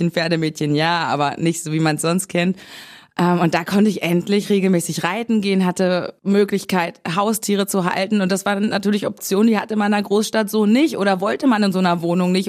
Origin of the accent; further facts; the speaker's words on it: Berlin, Germany; also born or lived in Bad Saarow; Das stimmt, das stimmt. Wir haben damals aber in Berlin gewohnt, also meine Eltern und ich, das kann man ja als Kind immer nicht entscheiden.